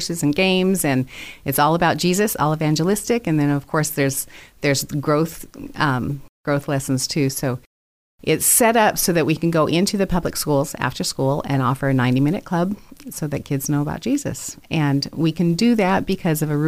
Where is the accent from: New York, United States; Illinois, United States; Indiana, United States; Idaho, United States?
Idaho, United States; Caldwell; moved away; I grew up here in Caldwell. So yes, this is my home, but it's been a long time